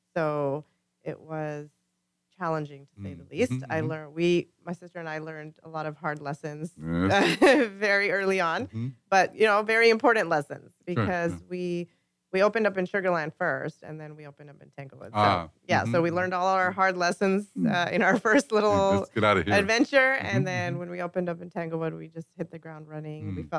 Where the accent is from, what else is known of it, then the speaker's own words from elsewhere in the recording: Vancouver, British Columbia, Canada; moved away as an adult; now in United States; We're born and raised in Canada.